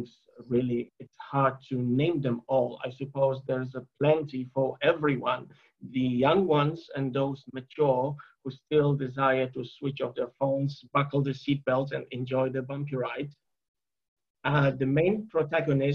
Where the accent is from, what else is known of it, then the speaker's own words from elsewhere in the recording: Poland; I was born and raised in Poland.